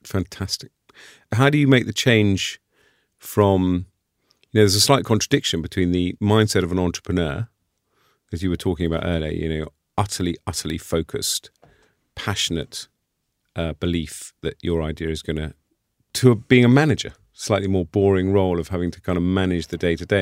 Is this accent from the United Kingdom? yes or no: yes; United Kingdom; as a Brit and a European